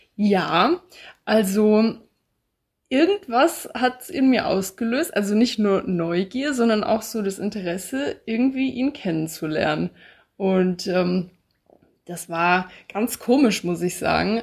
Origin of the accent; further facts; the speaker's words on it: Bad Homburg, Hesse, Germany; moved away as an adult; also born or lived in Passau; Ich komme ursprünglich aus Bad Homburg. Das ist in der Nähe von Frankfurt, also in Hessen